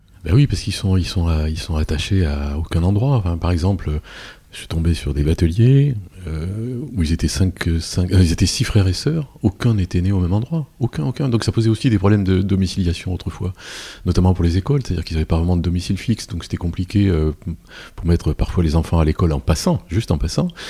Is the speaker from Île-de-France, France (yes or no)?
yes; Paris, Île-de-France, France; je suis parisien